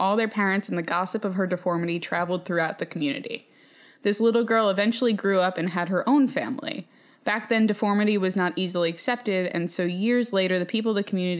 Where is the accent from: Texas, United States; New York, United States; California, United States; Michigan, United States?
Texas, United States; San Antonio; I grew up in Southside of San Antonio, Texas.